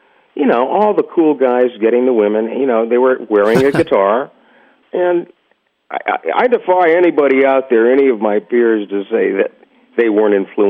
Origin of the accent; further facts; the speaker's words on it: Miami, Florida, United States; also born or lived in New York; my folks, we moved from New York, I think when I was four, to Miami.